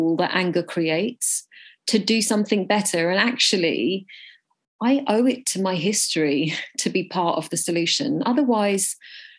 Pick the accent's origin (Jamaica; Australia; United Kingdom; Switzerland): United Kingdom; I am Indian and I was born in Britain, which makes me a British Indian